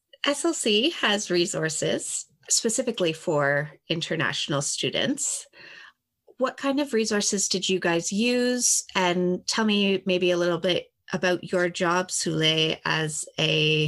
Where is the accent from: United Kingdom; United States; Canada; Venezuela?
Canada; Kingston, Ontario; I am actually from Kingston originally, so I haven't gone anywhere outside of my comfort zone for school